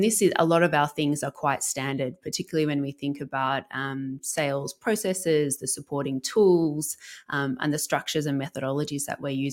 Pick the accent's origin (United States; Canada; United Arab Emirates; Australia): Australia; Melbourne, Victoria; moved away as an adult; also born or lived in Africa / Middle East; So I'm a Melbournean, I'm Australian, grew up here